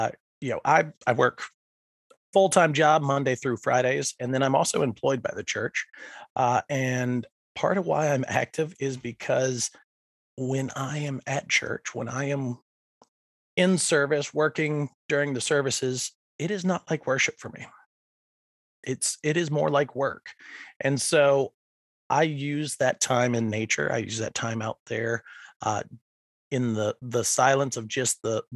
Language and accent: English; Franklin County, outside Roanoke, Virginia, United States; now in Chesterfield, United States; I grew up just outside of Roanoke in Franklin County, and so it was a lot of nature out there.